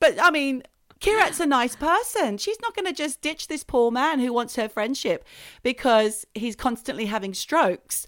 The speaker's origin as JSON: {"language": "English", "country": "Australia", "said": "I'm Australian."}